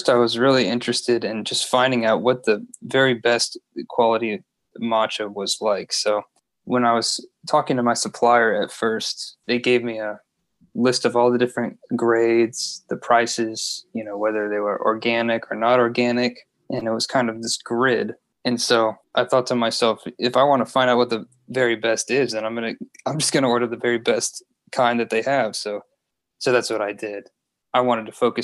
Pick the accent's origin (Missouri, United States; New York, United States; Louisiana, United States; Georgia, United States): Louisiana, United States; also born or lived in Baton Rouge, Louisiana